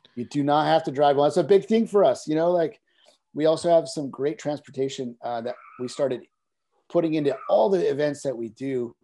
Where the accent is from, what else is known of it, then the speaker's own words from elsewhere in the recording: Carpinteria, California, United States; we started here in Carpinteria, my hometown